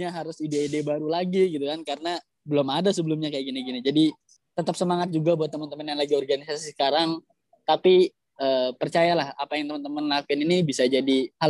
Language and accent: Indonesian; Jakarta, Indonesia; moved away as an adult; now in Surabaya, Indonesia; Saya ini lahir di Jakarta ya, jadi dari kecil di Jakarta, terus kemudian pas kuliah baru ngerantau ke Surabaya.